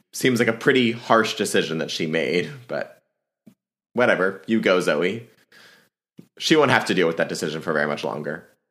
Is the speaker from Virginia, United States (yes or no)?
yes; Alexandria, Virginia, United States; my hometown is Alexandria, Virginia